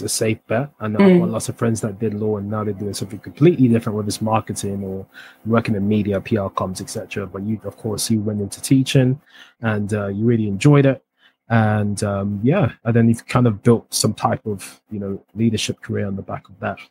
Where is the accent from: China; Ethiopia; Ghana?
Ghana; Accra, Greater Accra; Not far from Morningstar where I went to school